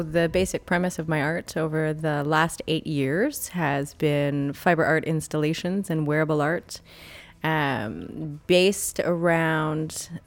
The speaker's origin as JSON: {"language": "English", "town": "Omemee", "region": "Ontario", "country": "Canada", "said": "Uh, Omemee, Ontario."}